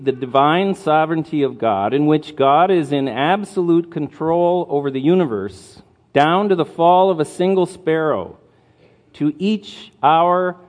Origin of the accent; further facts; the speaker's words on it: Marquette, Michigan, United States; moved away as an adult; now in Kenya; I grew up here in Marquette, went to school in Marquette, and then have been for the last 21 years in Kenya, East Africa